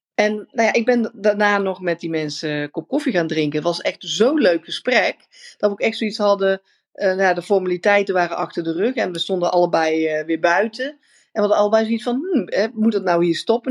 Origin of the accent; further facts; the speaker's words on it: Netherlands; also born or lived in India; wij zijn natuurlijk super efficiënt als Nederlanders